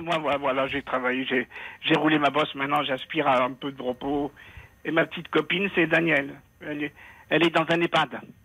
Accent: Tunisia; now in France; dans notre religion à nous, je suis tunisien

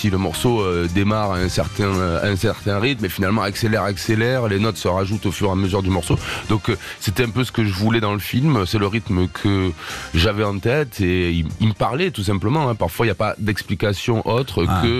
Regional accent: Marseille, Provence-Alpes-Côte d'Azur, France; Bon, moi, je suis marseillais, donc forcément, ah t'entends pas.

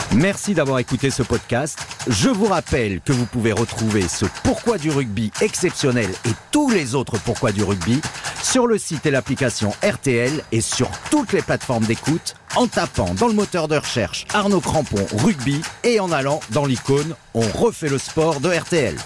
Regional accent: Perpignan, Occitania, France; je viens de Perpignan

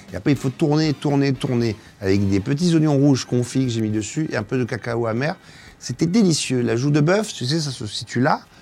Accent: Marseille, Provence-Alpes-Côte d'Azur, France; Ma région, tout le monde la connaît, je viens de Marseille.

